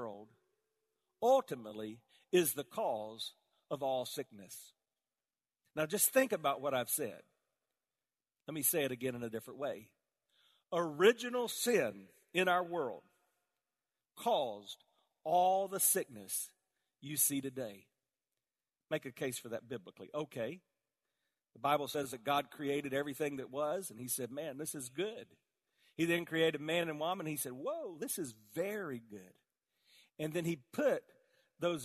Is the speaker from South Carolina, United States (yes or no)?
yes; South Carolina, United States; I grew up in South Carolina, all around tobacco fields